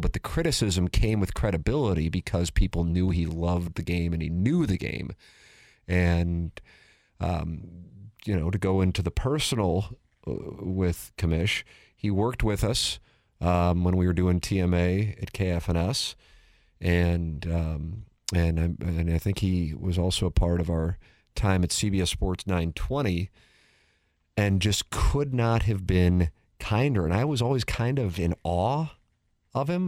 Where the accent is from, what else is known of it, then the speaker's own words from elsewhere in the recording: St. Louis, Missouri, United States; as St. Louisans and as Cardinal fans